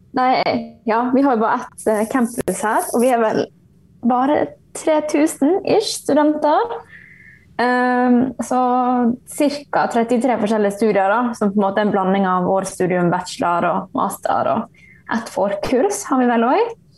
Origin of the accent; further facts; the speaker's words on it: Bergen, Vestland, Norway; moved away as an adult; now in Ålesund, Norway; jeg er originalt fra Bergen